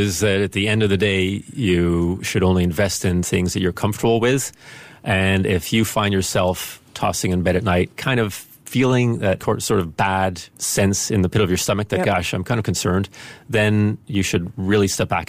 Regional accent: Spain; And my mother is from the Netherlands and my father's American when I grew up in Spain. And everything was kind of mixed up geographically and languages.

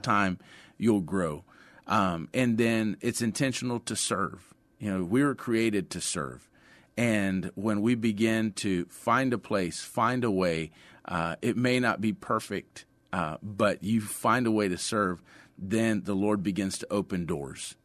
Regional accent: Sutherland Springs, La Vernia, Seguin area, Texas, United States; also born or lived in San Antonio, Texas; I was born in San Antonio, uh, grew up in the Sutherland Springs, Lavernia, Seguin area

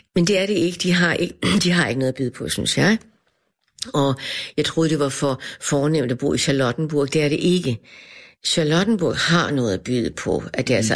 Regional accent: Denmark; for mig var det et- et- et kulturschok som dansker at møde ham

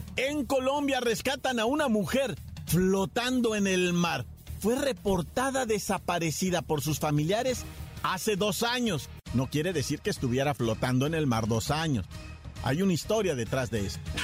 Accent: Ciudad Juárez, Chihuahua, Mexico; moved away; also born or lived in Oaxaca / Nuevo Casas Grandes; aunque soy de Oaxaca, yo también me crié allá en el norte, ¿verdad? en Chihuahua, en Ciudad Juárez, Nuevo Casas Grandes, Chihuahua

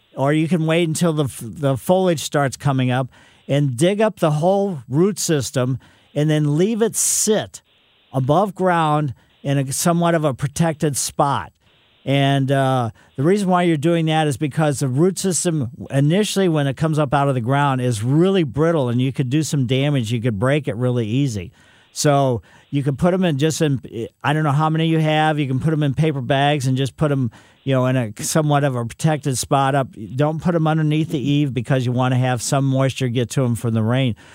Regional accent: Ellisville, Missouri, United States; my mother had some along the west side of our house when I was growing up in Ellisville

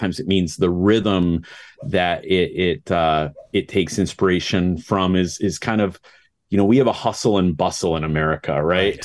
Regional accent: United States; I'm an American conductor.

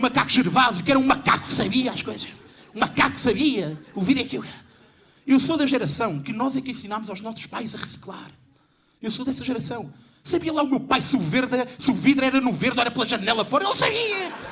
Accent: Lisbon, Portugal; Eu tenho 27 anos, eu nasci em 92 e sou de Lisboa. Quem cresceu na década de 90 em Lisboa

